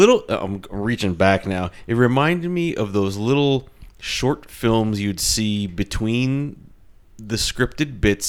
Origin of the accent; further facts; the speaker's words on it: New Jersey, United States; I grew up in Jersey